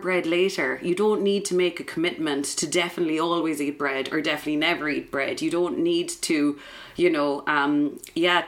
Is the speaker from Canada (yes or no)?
no; Drimoleague, Munster, Ireland; also born or lived in Edinburgh; So I'm from West Cork. I'm from Drimaleague.